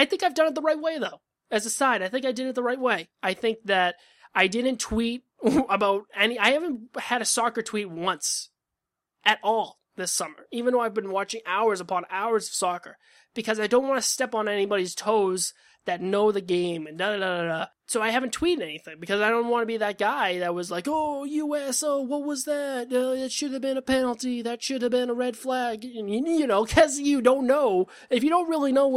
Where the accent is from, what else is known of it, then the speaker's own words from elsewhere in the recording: Boston, Massachusetts, United States; I'm from Boston